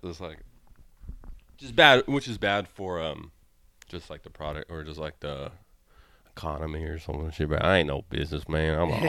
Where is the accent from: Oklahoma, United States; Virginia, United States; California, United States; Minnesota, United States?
Oklahoma, United States; Tulsa; accent: Southern; now in Portland, United States; Tulsa, Oklahoma, I'll tell you right now.